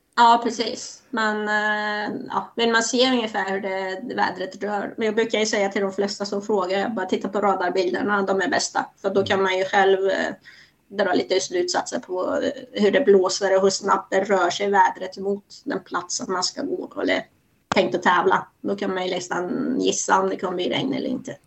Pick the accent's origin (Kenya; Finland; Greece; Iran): Iran; now in Sweden; Jag är ju född i Iran